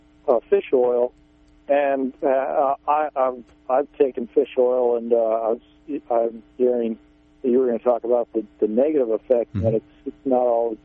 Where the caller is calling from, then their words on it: Arcata, California, United States; From Arcata, California.